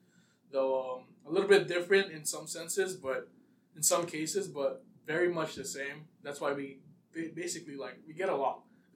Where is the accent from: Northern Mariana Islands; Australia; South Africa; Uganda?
Northern Mariana Islands; Saipan; moved away as an adult; I'm from Saipan. I was born in Saipan.